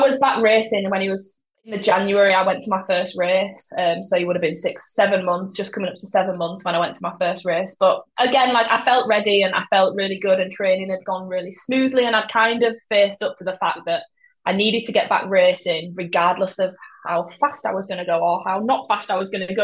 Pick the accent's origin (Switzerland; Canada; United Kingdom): United Kingdom; Yorkshire and the Humber; I'm from Yorkshire